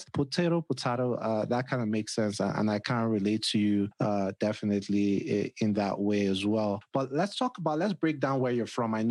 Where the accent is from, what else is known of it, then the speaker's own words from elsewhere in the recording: Nigeria; moved away as an adult; now in United States; I grew up back home in Nigeria, but I don't necessarily know how to speak the language